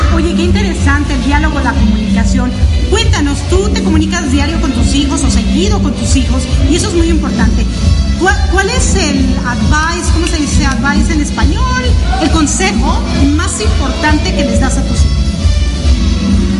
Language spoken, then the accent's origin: Spanish; Mexico; yo soy mexicana